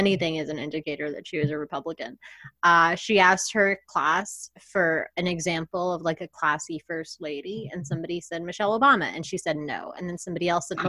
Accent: Brooklyn/Long Island, New York, United States; I'm from Brooklyn/Long Island.

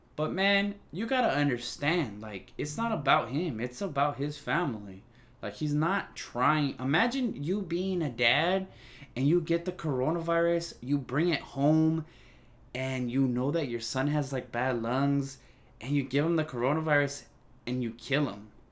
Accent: California, United States; I'm from California

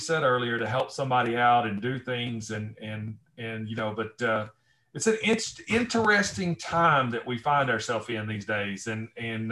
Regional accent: Northwest Alabama, United States; also born or lived in Northwest of Detroit, Michigan; now in Michigan, United States; I grew up in Northwest Alabama

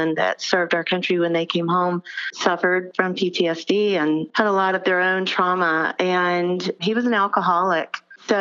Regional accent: Albany, Georgia, United States; moved away; I'm from Albany, Georgia

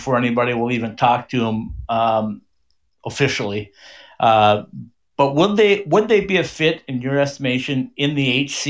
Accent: United States; now in Scottsdale, Arizona, United States; I grew up about 70 miles from here

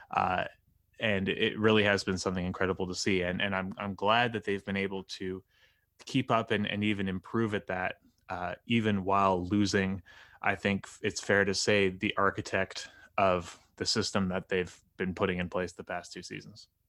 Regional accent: Halifax, Nova Scotia, Canada; the Halifax Mooseheads, who are my hometown junior team

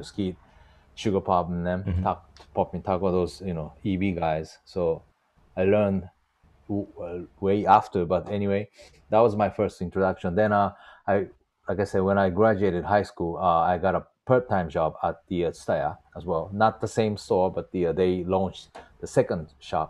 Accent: Hirakata, Osaka, Japan; moved away as an adult; now in Tokyo, Japan; born and raised in Osaka, Japan, for 40 years, pretty much, and moved to Tokyo for 9 years

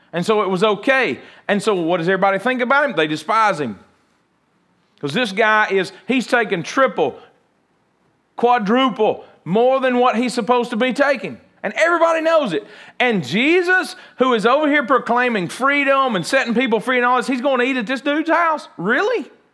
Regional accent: United States; even as American

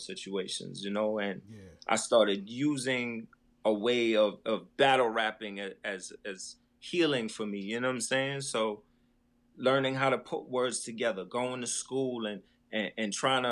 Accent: New York City, New York, United States; also born or lived in Queens; I was raised in Brooklyn

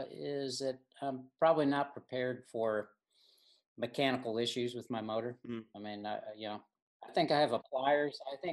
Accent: Michigan, United States; moved away; I grew up in Michigan

